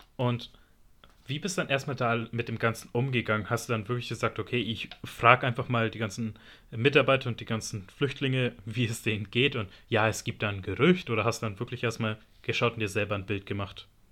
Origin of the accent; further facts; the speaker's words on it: Germany; ich bin in Deutschland geboren worden aber meine Mutter ist halt Italienerin